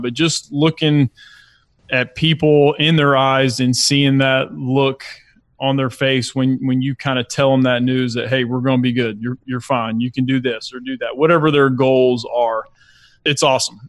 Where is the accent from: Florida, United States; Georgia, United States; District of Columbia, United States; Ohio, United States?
Georgia, United States; Lilburn; also born or lived in Brunswick, Georgia; he got a job in the Gwinnett County area and we lived in Lilburn